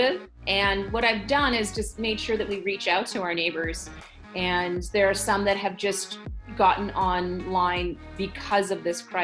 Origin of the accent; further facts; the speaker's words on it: Kingston, Ontario, Canada; born and raised in Kingston